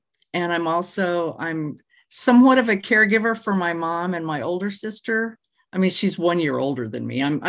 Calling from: North Little Rock, Arkansas, United States; North Little Rock, Arkansas, which is a separate city from the capital.

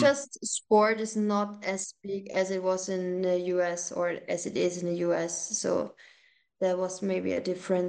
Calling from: Austria

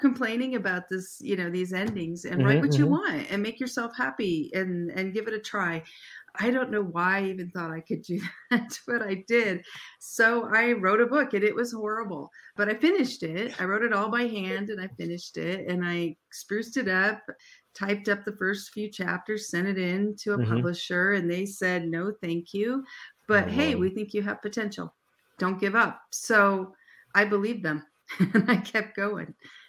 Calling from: Arizona, United States; We're Arizona, so we don't change time. So right now we're on Pacific time.

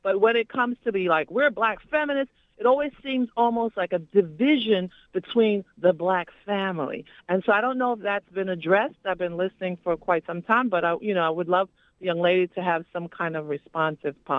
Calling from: New York City, New York, United States; I'm calling from East New York. I'm a longtime community activist

